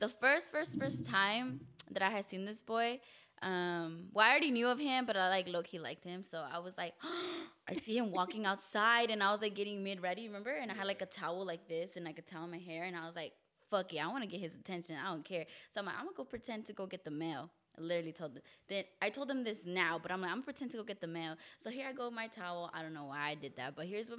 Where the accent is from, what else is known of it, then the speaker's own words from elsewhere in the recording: Palmdale, California, United States; also born or lived in San Fernando Valley, California; I came to Palmdale, California when I was around 5